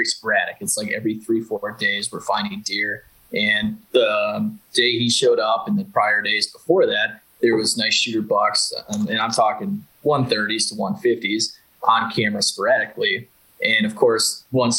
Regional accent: Wisconsin, United States; now in Missouri, United States; I'm honestly from Wisconsin

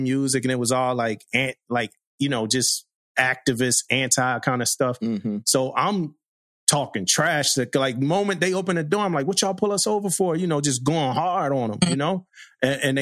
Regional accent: Philadelphia, Pennsylvania, United States; I grew up in Philly, crazy neighborhood

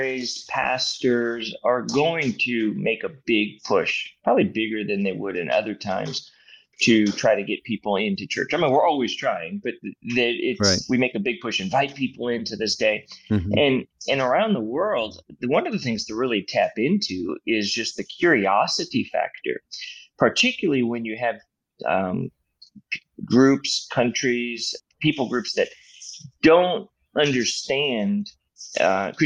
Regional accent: United States; moved away as an adult; also born or lived in Australia; growing up in the United States

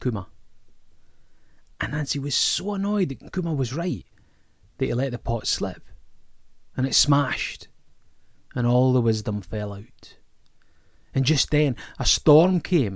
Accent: Greenock, Scotland, United Kingdom; My hometown, Greenock, was a sugar town and a port

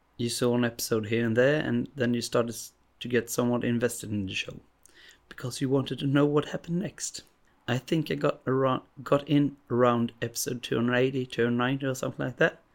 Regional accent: Sweden; English is a second language; I'm from Sweden

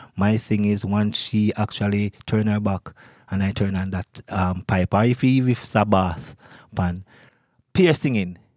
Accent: Kingston, Jamaica; moved away as an adult; now in New York, United States; I grew up in Kingston, Jamaica

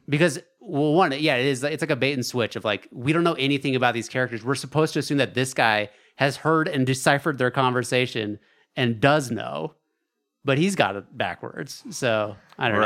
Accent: Alaska, United States; growing up in Alaska

